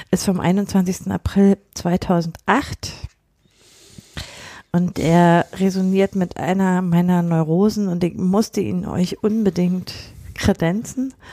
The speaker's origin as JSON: {"language": "German", "region": "Berlin", "country": "Germany", "said": "wir sind beide aus Berlin"}